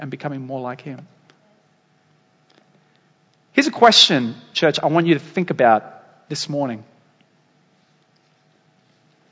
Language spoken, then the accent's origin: English; Dapto, New South Wales, Australia; now in Waitara, Australia; the town I grew up in Dapto.